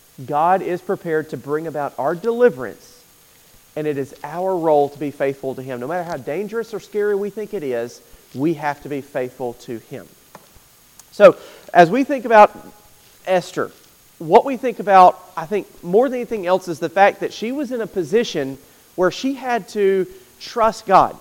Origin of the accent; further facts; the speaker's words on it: United States; American Christians